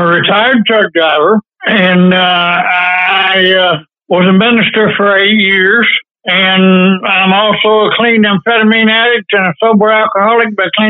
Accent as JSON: {"language": "English", "town": "Jerusalem", "region": "Arkansas", "country": "United States", "tie": "born or raised there", "also_born_or_lived": "Crescent City, California", "said": "I started born in California, grew up in Arkansas, and I grew up in Jerusalem, Arkansas."}